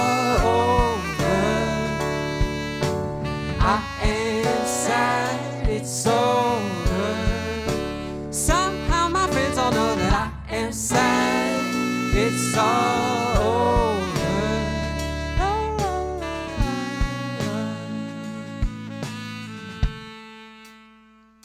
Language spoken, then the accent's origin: English; across the river from Louisville, Indiana, United States; now in Nashville, United States; I'm from here, well, across the river, but I tell most people not from here that I'm from Louisville